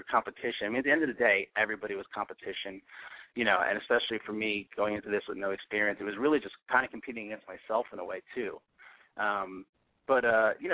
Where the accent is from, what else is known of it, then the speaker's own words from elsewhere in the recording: East Coast, United States; now in Los Angeles, United States; I'm from the East Coast originally